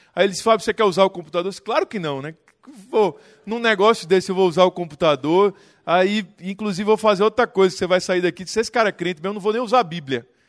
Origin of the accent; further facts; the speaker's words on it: Recife, Pernambuco, Brazil; Eu sou de Recife